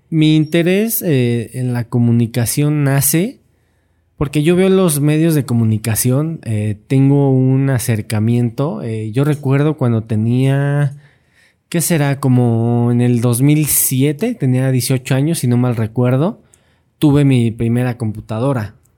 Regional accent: Mexico City, Mexico; yo nací aquí en Ciudad de México. Soy chilango

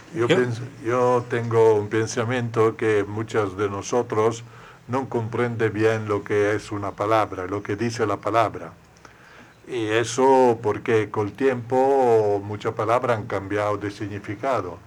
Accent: Italy; Spanish is a second language; moved away; Yo que soy italiano

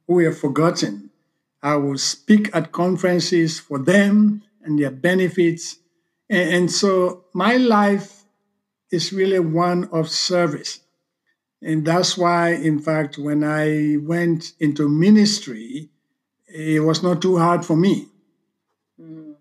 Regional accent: Southern Province, Sierra Leone; moved away; also born or lived in Freetown, Sierra Leone; I was sent to live with my aunt. Mm. And I grew up in that Mende environment

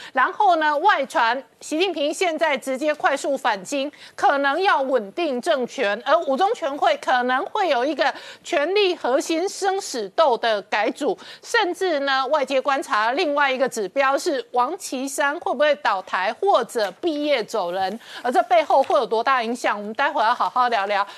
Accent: Taiwan; 我作为一个台湾人

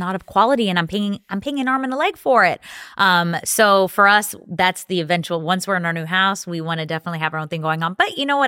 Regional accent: Dominican Republic; also born or lived in New York, United States; now in Tampa, United States; I was born in Tampa, but I was raised in the Dominican Republic because that's where we grow, manufacture, and produce our tobacco

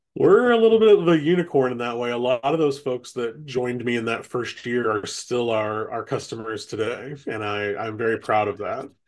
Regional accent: Kokomo, Indiana, United States; also born or lived in Washington, D.C.; I'm from, born and raised in Kokomo. Uh, went to high school here.

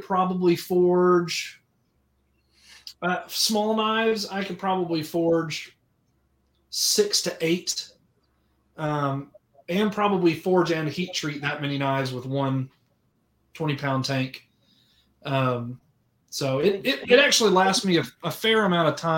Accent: Orlando, Florida, United States; I grew up in Orlando

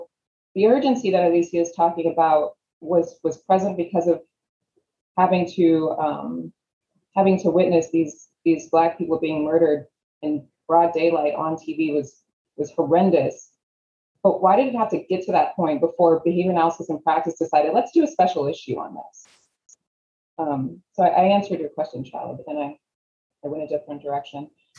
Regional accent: Sudan; I grew up in Sudan for a little while

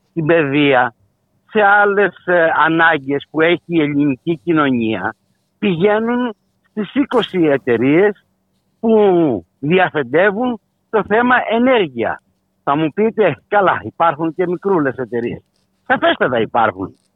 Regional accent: Greece; θα συνεχίσουμε να πληρώνουμε ως Έλληνες καταναλωτές

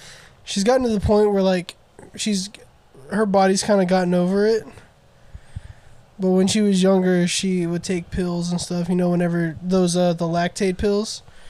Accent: the South, United States; we're from the South

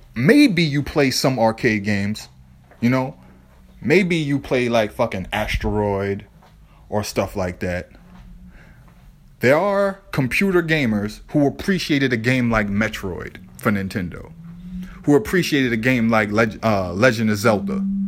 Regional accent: Boston, Massachusetts, United States; I grew up in the South End, Lower Roxbury, Boston

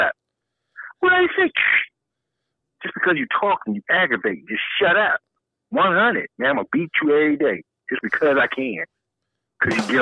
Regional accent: Detroit, Michigan, United States; I grew up on Mack and Van Dyke

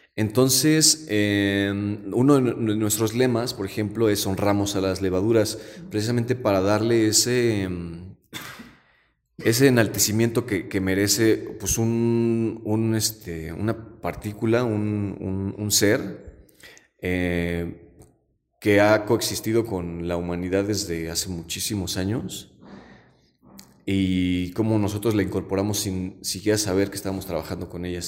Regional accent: Zinacantepec, State of Mexico, Mexico; yo soy de Sinacantepec y tenía un tío abuelo que se dedicaba a la barbacoa y el pulque

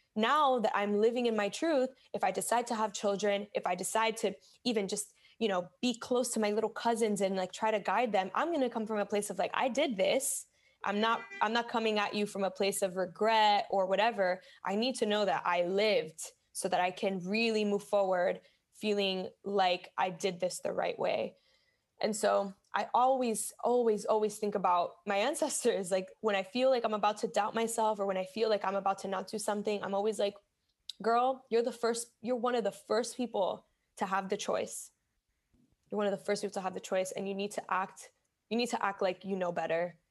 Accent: Miami, Florida, United States; moved away as an adult; also born or lived in Bronx, New York; now in New York, United States; I was born in the Bronx, grew up in Miami

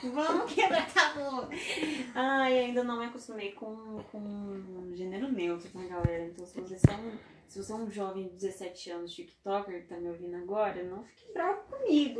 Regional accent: Brazil; a gente é brasileiro raiz aqui

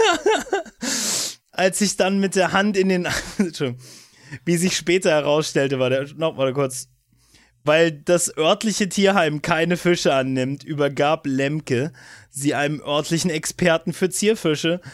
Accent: Brandenburg, Germany; mein Heimat- und Bundesland

